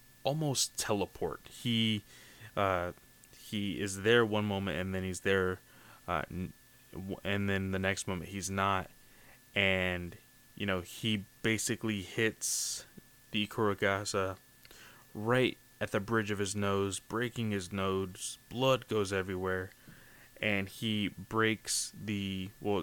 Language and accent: English; United States; me as an American